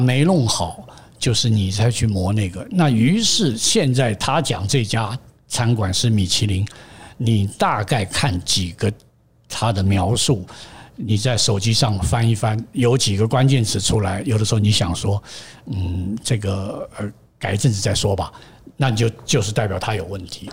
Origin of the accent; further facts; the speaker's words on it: Taipei, Taiwan; also born or lived in United States; 我在台北出生了，呃，已经将快要七十年了，六十九年了